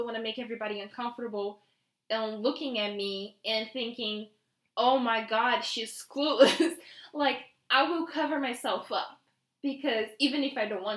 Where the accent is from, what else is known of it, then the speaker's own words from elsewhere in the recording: Brazil; English is a second language; moved away; I come from Brazil